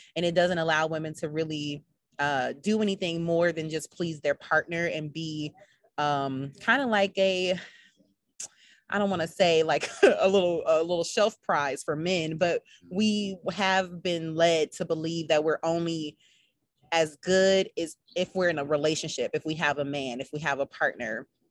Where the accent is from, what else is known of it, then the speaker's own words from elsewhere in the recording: Minnesota, United States; now in Charlotte, United States; I am from Minnesota